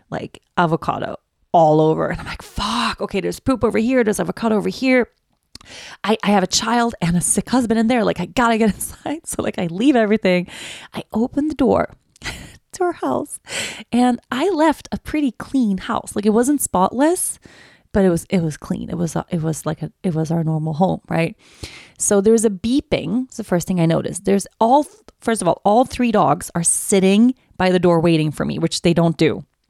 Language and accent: English; Stockholm, Stockholm County, Sweden; Stockholm is my hometown.